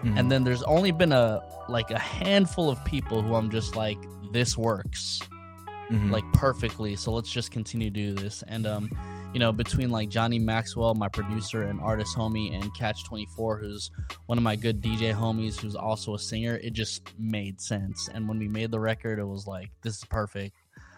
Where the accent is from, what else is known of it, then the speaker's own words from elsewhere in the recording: Philippines; now I've really championed being Filipino because like I've come to realize like how important that is for other people.